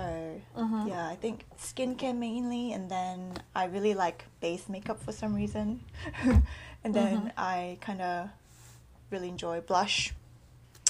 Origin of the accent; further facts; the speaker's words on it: Australia; moved away; also born or lived in South Korea / New Zealand; So I was born in Korea. My family's all Korean. But we immigrated to New Zealand and then Australia. So that's where I grew up